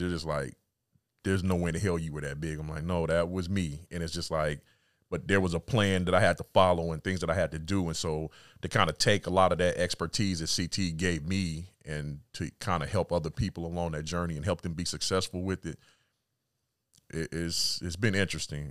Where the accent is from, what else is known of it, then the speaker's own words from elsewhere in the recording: California, United States; moved away as an adult; also born or lived in Atlanta / Mississippi / Little Rock / DMV; I was born and raised in California.